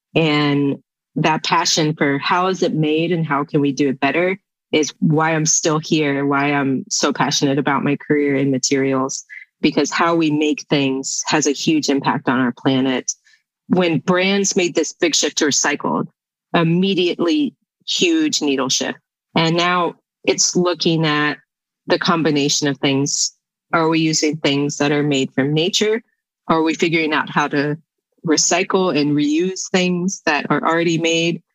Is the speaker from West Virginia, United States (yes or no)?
yes; West Virginia, United States; Growing up in West Virginia, it's a natural resource state.